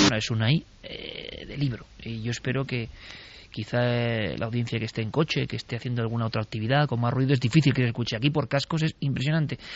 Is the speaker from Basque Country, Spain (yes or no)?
yes; Vitoria-Gasteiz, Basque Country, Spain; yo como vitoriano, nací en Vitoria.